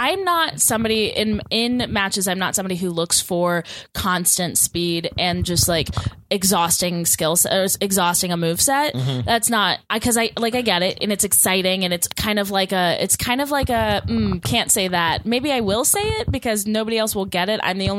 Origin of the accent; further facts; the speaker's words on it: Houston, Texas, United States; from Texas. I'm having flashbacks.